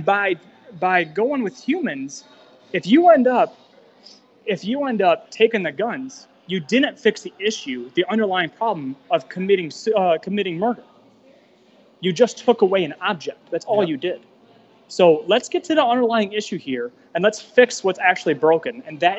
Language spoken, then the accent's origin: English; United States; I'm not going to go left. I'm not going to go right. I'm American. That's my party.